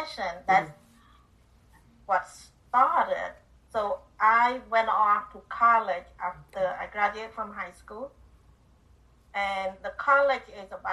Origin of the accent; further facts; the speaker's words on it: Cambodia; moved away; I grew up in Cambodia